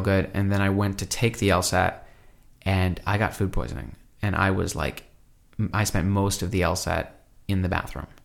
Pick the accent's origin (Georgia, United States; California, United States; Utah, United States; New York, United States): New York, United States; Brooklyn; I grew up in Brooklyn